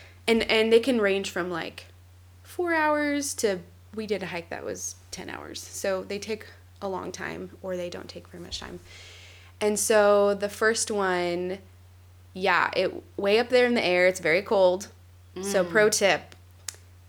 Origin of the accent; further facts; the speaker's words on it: Kansas, United States; I'm from Kansas. In Kansas, there's nothing to hike.